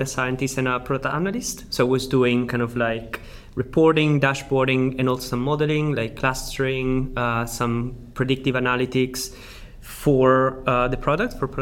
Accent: Sicily, Italy; accent: Italian; English is a second language; moved away; I am Italian. I'm actually from Sicily

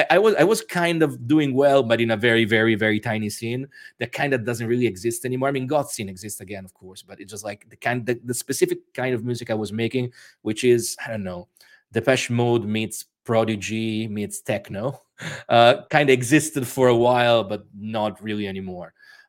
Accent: Rome, Lazio, Italy; accent: weird accent; English is a second language; also born or lived in United States; I was born in Rome, Italy, and I spent most of my childhood and adolescence actually moving between Italy and the United States. My father was working there a lot, so that's where I got my weird accent from.

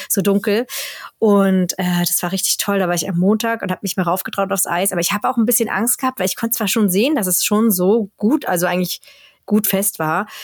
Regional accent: Germany; moved away as an adult; now in Sweden; bei uns in Deutschland

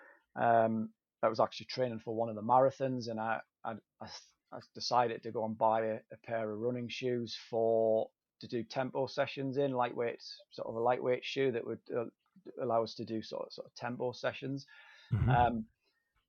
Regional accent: Durham, North East England, United Kingdom; I'm from Durham, so the Great North Run's on our doorstep

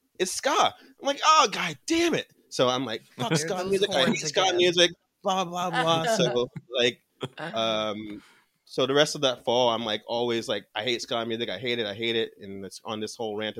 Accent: New Jersey, United States; I'm from New Jersey, so we like to be called the Felt Americans

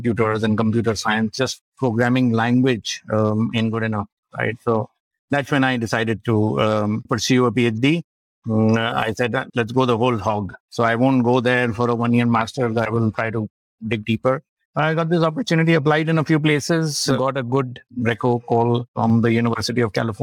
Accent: Lucknow, Uttar Pradesh, India; Born and brought up in Lucknow, and did my schooling at the Martineer, Lucknow.

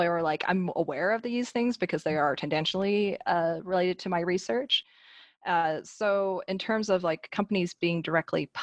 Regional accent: Salmon, Idaho, United States; moved away as an adult; also born or lived in Wyoming / Washington, District of Columbia, United States; I come from Salmon, Idaho. I talk about that in my blog. There's 3,000 people there, and I was the only Asian American high schooler.

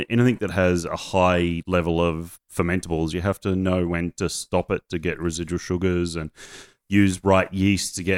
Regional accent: Queensland, Australia; now in Sydney, Australia; I'm a Queenslander

